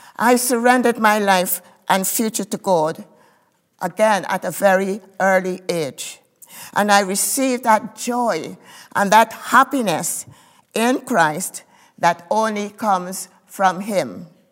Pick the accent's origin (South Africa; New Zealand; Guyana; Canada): Guyana; I was born in Guyana, in South America.